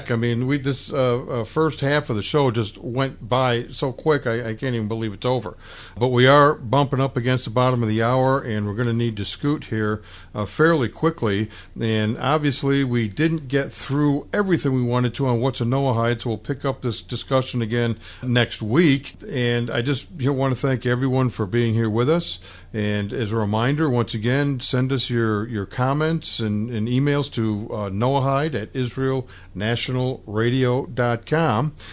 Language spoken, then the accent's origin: English; Glasgow, Scotland, United Kingdom; now in England; I'm originally from Glasgow. I live in England.